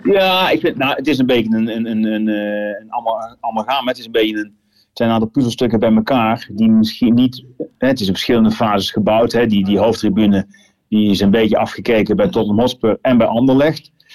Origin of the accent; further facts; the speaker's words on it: Gijmert, North Brabant, Netherlands; ik kom niet uit Eindhoven, ik kom uit Gijmert.